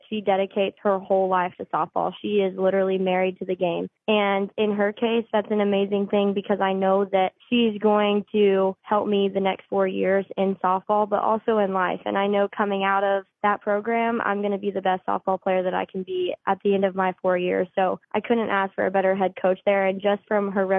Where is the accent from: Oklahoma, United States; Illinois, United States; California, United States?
Oklahoma, United States; moved away as an adult; I'm from Oklahoma